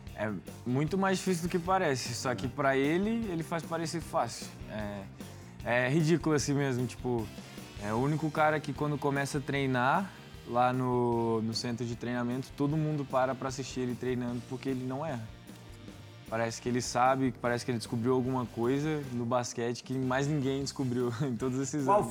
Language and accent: Portuguese; Brazil; moved away; also born or lived in United States; a gente vem do Brasil